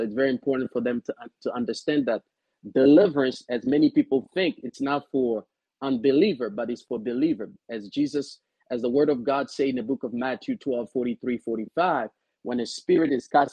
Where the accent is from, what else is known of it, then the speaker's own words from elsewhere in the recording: DR Congo; moved away as an adult; now in Frederick, United States; I grew up in Central Africa, Republic Democratic of Congo